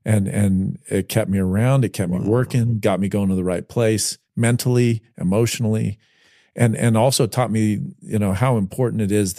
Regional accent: New Jersey, United States; also born or lived in Las Vegas, Nevada; I had a kid I was raised with first in Vegas, then in New Jersey.

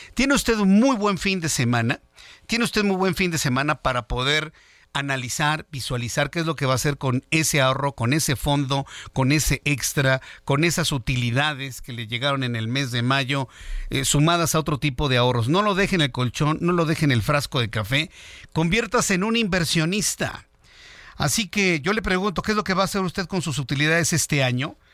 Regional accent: Mexico; millones de mexicanos

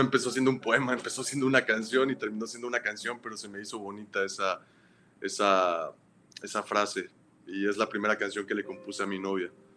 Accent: Veracruz, Mexico; soy oriundo de de Veracruz, México, del puerto de Veracruz.

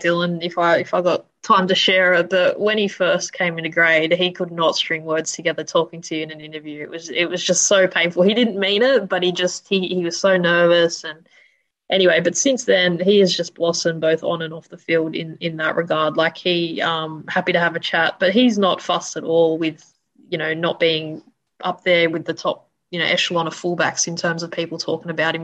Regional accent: Sydney, New South Wales, Australia; I grew up in Sydney's west, um, right, basically near Penrith

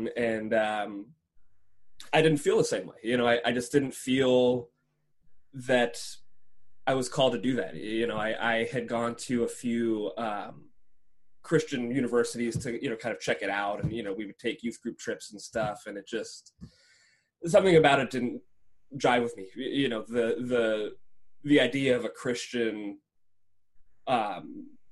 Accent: Monroeville, Pennsylvania, United States; I chose to stay in my hometown

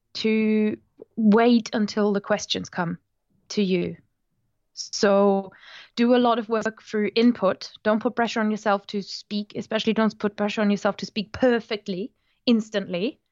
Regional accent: Rhineland-Palatinate, Germany; English is a second language; moved away; I'm from the Moselle Valley in Germany

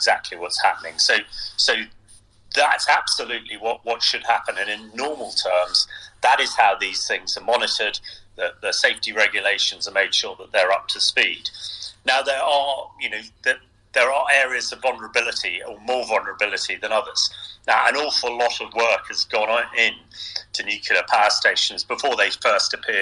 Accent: Salisbury, South West England, United Kingdom; my hometown, in fact, Salisbury, where I'm talking to you from today.

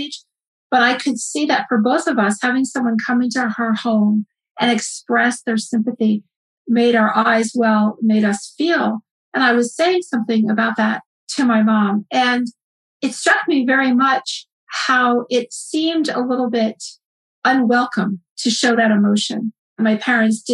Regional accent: United States; also born or lived in West Africa / Kenya

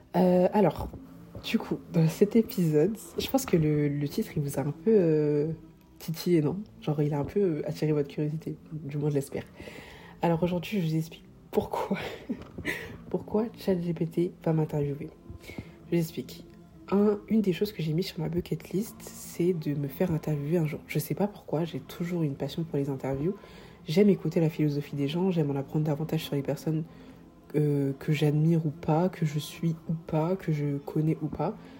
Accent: Paris, Île-de-France, France; also born or lived in Savoie / Comoros (ancestry, Grande Comore); en ce qui concerne Paris, étant donné que j'y suis depuis petite

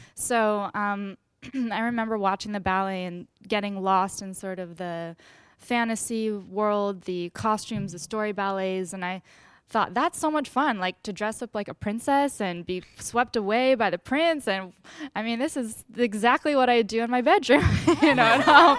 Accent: Westchester, New York, United States; I'm from Westchester, New York

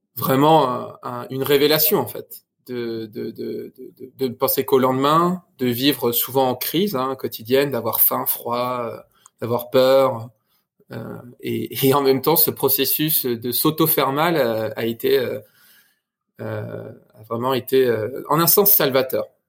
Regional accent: France; moved away as an adult; j'ai regardé mon territoire de là où je viens en France. et après dix ans autour du monde, pour le coup littéralement, ben il était temps de rentrer dans ma région

